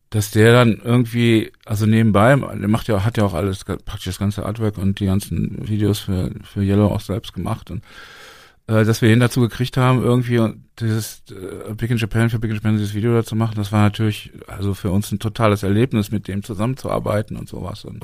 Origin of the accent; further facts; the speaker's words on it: Berlin, Germany; Und ich sage, ja, wir sind, wir kommen aus Deutschland, aus Berlin.